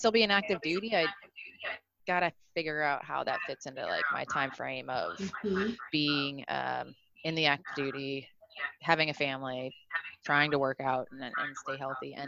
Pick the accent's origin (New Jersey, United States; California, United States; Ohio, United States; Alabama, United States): Ohio, United States; Cleveland; moved away as an adult; also born or lived in New York; not born and raised in Cleveland, Ohio